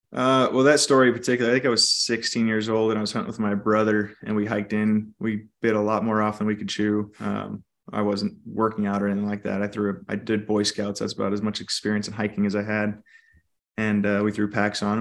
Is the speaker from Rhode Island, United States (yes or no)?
no; California, United States; now in Idaho, United States; I actually grew up in California